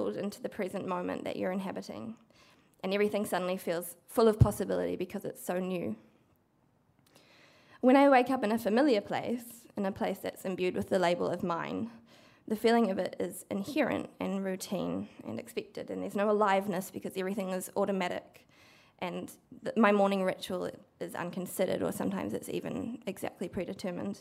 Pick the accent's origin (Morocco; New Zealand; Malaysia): New Zealand; Cambridge, Waikato; I grew up in the Waikato mostly, but not entirely in Cambridge